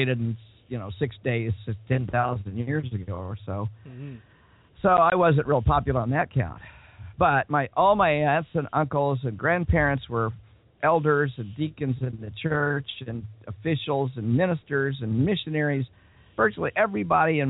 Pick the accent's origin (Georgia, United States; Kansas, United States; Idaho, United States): Kansas, United States; Wichita; I was born and raised in Wichita, Kansas